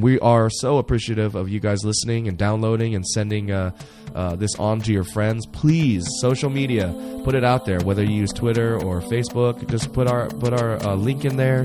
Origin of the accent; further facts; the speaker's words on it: United States; being American